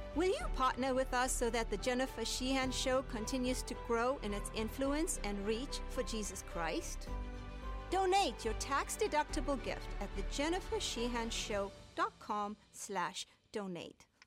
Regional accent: Southern Illinois, United States; I was born and raised in Southern Illinois

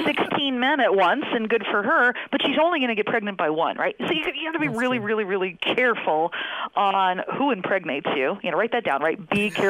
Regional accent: United States; I'm from the States

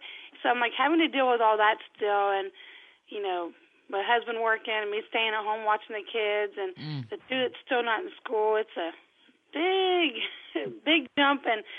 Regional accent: Mississippi, United States

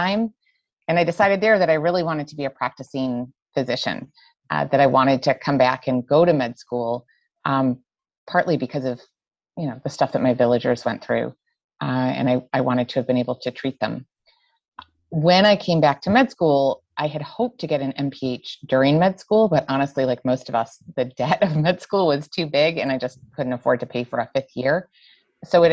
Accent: Buffalo, New York, United States; moved away as an adult; also born or lived in Syracuse, New York; now in Rhode Island, United States; I'm born and raised in Western New York, born in Syracuse, raised in Buffalo

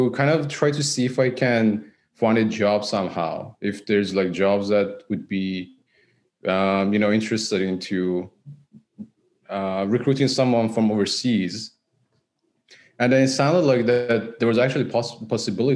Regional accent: Iran; moved away as an adult; now in Vancouver, Canada; I'm originally from Iran.

